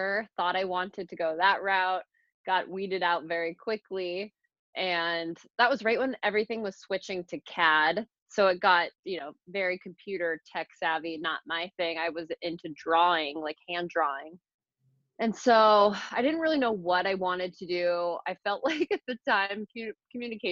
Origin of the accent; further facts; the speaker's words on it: Phoenix, Arizona, United States; also born or lived in Boston; I'm a native. I was born in Phoenix. I grew up here